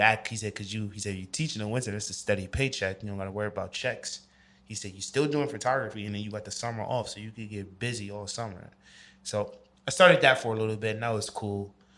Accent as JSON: {"language": "English", "region": "New York", "country": "United States", "moved": "as an adult", "said": "I'm from New York."}